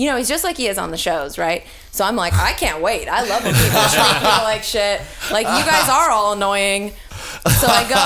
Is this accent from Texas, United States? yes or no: yes; Texas, United States; I'm from Texas.